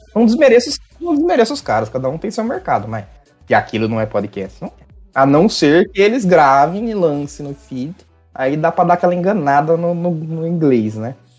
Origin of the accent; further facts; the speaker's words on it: Brazil; eu sou brasileiro